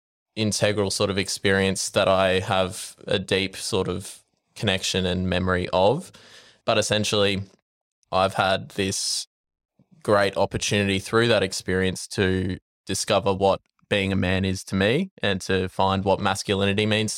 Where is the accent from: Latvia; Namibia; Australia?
Australia; Brisbane, Queensland; Well, I grew up in Brisbane.